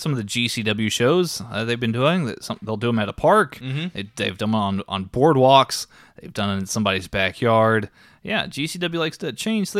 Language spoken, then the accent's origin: English; Texas, United States; And now people are going to think I'm from Boston. They're not going to think I'm the Texas gentleman anymore.